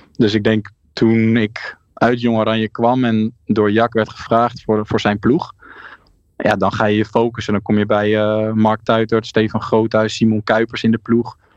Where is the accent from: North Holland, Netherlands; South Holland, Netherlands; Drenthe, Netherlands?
South Holland, Netherlands; ik kwam natuurlijk uit Zuid-Holland